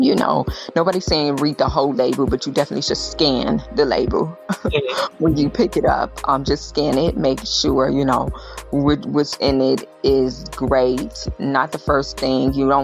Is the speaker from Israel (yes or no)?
yes; Israel; moved away; growing up in Israel